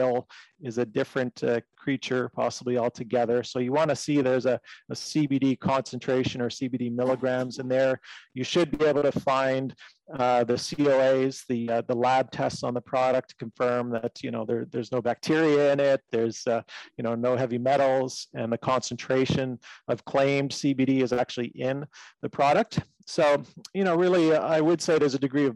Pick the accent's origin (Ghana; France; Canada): Canada; I'm Canadian. So in Canada, we had this legalization of medical cannabis